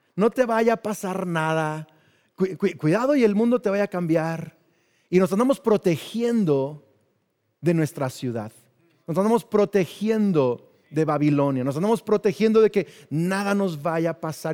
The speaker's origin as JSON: {"language": "Spanish", "country": "Mexico", "tie": "born or raised there", "said": "crecimos en México"}